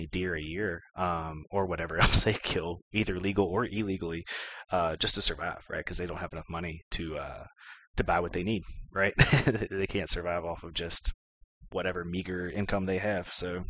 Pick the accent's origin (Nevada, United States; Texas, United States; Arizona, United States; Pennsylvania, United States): Pennsylvania, United States; what was it like growing up in Appalachia? Didn't you have to worry about, I don't know, something? And I hear that siren in the background. I hope everybody's okay. But anyways, but they would ask things like that. And I would be honest and be like, well, in Allegheny County